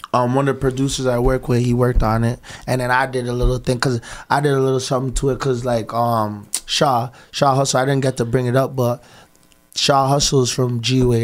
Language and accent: English; Toronto, Ontario, Canada; also born or lived in Scarborough, Toronto; I'm from the West End, but my mom water broke in Galloway